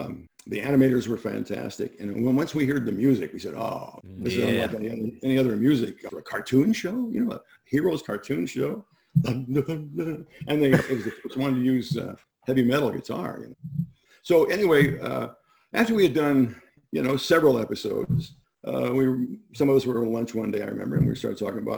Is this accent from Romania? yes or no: no; Midwest, United States; I don't know about that, but I'm from the Midwest, which is very southern in a way.